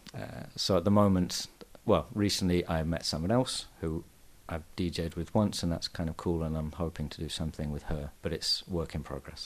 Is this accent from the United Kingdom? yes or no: yes; England, United Kingdom; now in Barcelona, Spain; I'm English